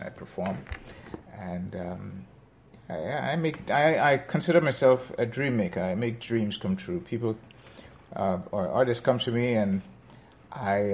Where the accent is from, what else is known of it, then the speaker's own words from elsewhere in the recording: Grenada; moved away as an adult; now in Toronto, Canada; I immigrated from Grenada where um, I spent my formative years in my dad's music store